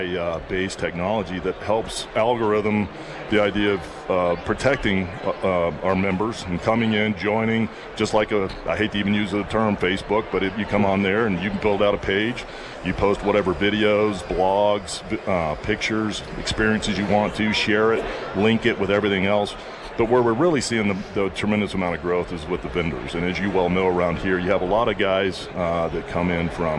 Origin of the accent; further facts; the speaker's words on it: Rocky Mountains, United States; growing up in the Rocky Mountains